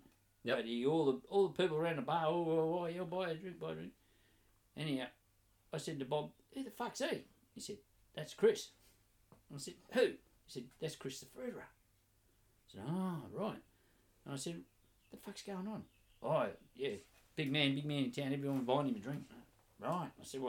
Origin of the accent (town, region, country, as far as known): Newcastle, New South Wales, Australia; also born or lived in Townsville